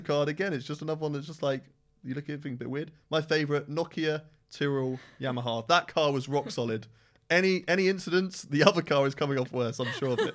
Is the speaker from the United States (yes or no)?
no; United Kingdom; I am British through and through